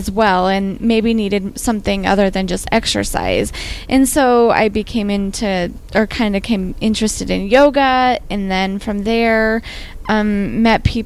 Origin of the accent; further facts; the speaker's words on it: Western Nebraska, United States; So I grew up in Western Nebraska, which is a place that's not super into wellness.